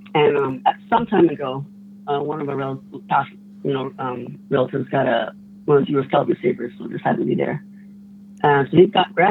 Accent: Window Rock, Arizona, United States; also born or lived in Phoenix metro area, Arizona; now in Phoenix, United States; I'm from Winter Rock area, but I live in the Phoenix metro area.

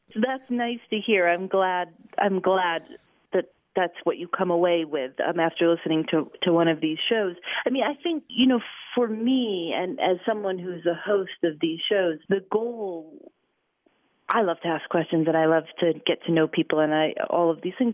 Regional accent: Chicago, Illinois, United States; moved away as an adult; also born or lived in Portland, Maine / Gulfport, Mississippi; I grew up in Chicago

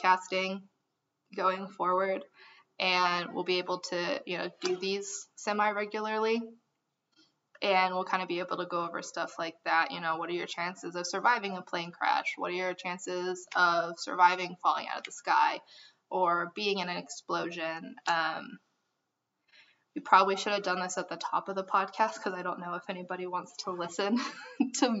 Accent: Amarillo, Texas, United States; We are three idiots from Amarillo.

